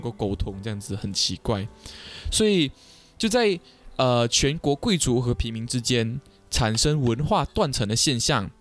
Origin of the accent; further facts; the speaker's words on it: Kuching, Sarawak, Malaysia; 像我们古晋这边也是有很多海滩